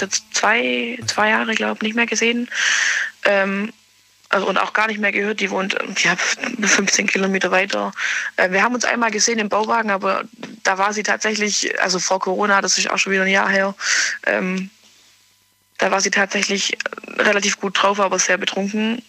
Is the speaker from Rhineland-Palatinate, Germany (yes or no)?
no; near Ulm, Baden-Württemberg, Germany; Nähe Ulm